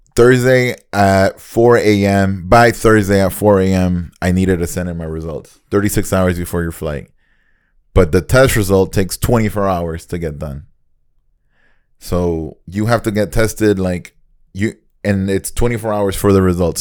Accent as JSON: {"language": "English", "country": "Nicaragua", "tie": "born or raised there", "moved": "yes", "said": "growing up in Nicaragua"}